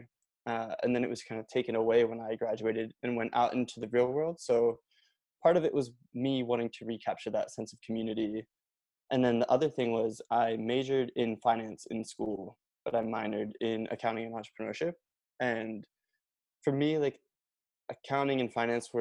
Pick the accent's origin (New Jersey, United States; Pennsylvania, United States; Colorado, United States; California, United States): Pennsylvania, United States; Norristown; I grew up in Norristown